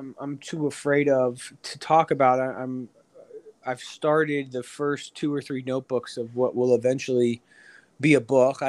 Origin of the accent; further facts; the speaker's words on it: Orlando, Florida, United States; moved away as an adult; I mean, I grew up on Dean Road. I was in East Orlando my whole life.